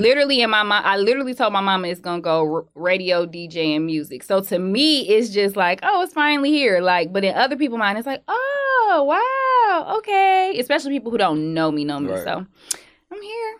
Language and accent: English; Detroit, Michigan, United States; I'm from Detroit